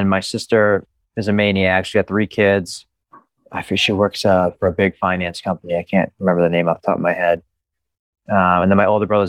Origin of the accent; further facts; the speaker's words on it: Easton, Massachusetts, United States; born there; So yeah, I was born in Easton. Easton. On Cranberry Lane, right by the Cranberry Bogs.